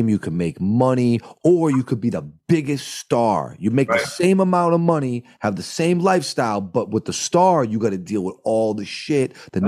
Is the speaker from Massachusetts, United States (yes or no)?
yes; Boston, Massachusetts, United States; now in Minneapolis, United States; I'm from New England